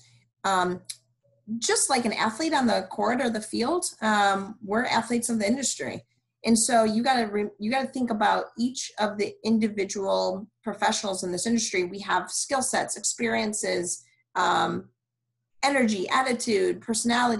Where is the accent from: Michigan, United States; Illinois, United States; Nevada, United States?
Michigan, United States; also born or lived in Cleveland, Ohio; now in Houston, United States; I'm from Michigan